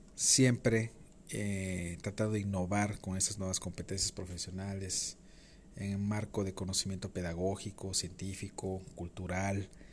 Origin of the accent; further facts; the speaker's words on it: Playa del Carmen, Quintana Roo, Mexico; Mi ciudad de origen es Playa del Carmen, Quintana Roo